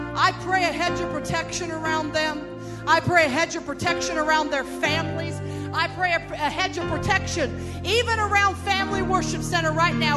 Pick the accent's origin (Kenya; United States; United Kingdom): United States; Phoenix, Arizona; I'm from Phoenix